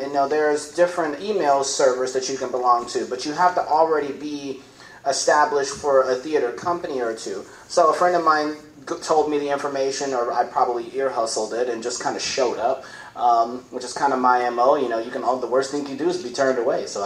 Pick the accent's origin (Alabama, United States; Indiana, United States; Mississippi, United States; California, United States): Indiana, United States; Gary; moved away; also born or lived in Louisville, Kentucky; I am from Gary, Indiana